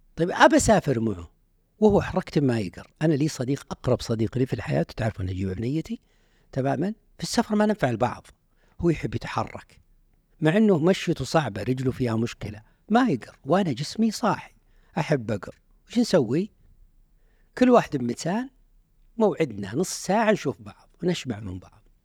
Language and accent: Arabic; Unaizah, Al-Qassim, Saudi Arabia; moved away as an adult; also born or lived in Riyadh; من عنيزة